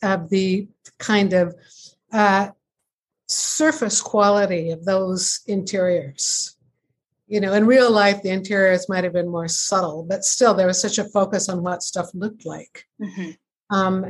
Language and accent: English; Seattle, Washington, United States; now in Ontario, Canada; I live in Canada now in a quaint hamlet in Ontario, but I grew up in Seattle in a suburb